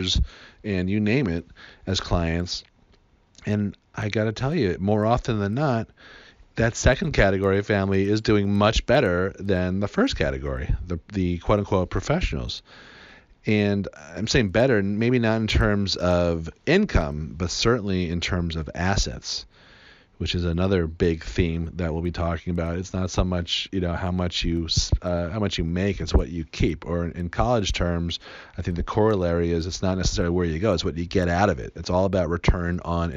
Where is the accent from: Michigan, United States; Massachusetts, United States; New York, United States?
Massachusetts, United States; Newton; I grew up in Newton, Massachusetts, which is right outside of Boston